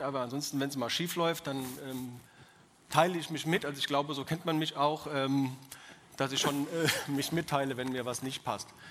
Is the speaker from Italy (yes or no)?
no; Odenwald, Germany; accent: Odenwälderisch; also born or lived in Bavaria; Ich bin äh, kein bewusster Odenwälder. Ich meine, wo suchst du dir das aus, wo du geboren bist